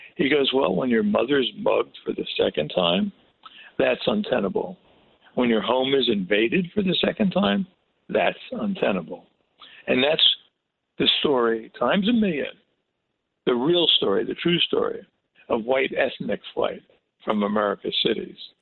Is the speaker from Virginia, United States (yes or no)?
no; Newark, New Jersey, United States; I grew up in Newark